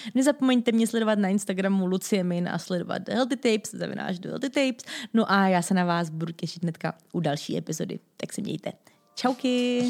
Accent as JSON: {"language": "Czech", "country": "Czechia", "said": "jako Češi"}